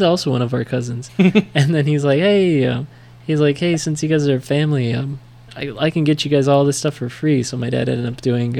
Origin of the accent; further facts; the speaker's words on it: United States; accent: American; my American accent